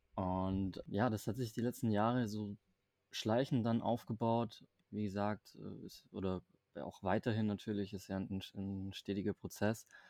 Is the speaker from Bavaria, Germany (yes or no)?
no; Stuttgart area, Baden-Württemberg, Germany; moved away as an adult; also born or lived in Berlin; Also ich komme ja aus dem Raum Stuttgart, das heißt Berlin ist ja dann schon nochmal ein bisschen weiter weg aus der ursprünglichen Heimat.